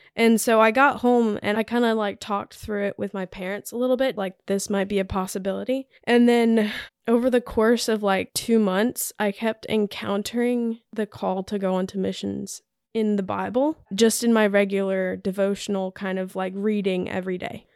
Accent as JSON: {"language": "English", "town": "Richmond", "region": "Virginia", "country": "United States", "tie": "born or raised there", "moved": "as an adult", "lives_now": "Huntsville, United States", "said": "I'm from Richmond, Virginia. Grew up there most of my life and moved here about a year and a half"}